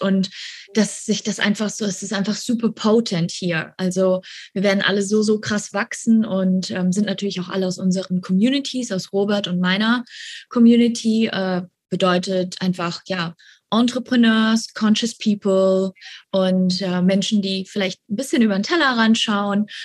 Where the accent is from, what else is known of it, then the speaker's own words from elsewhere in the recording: Germany; moved away as an adult; now in Bali, Indonesia; wir sind auch alle Deutsche, also alle sind aus Deutschland hergeflogen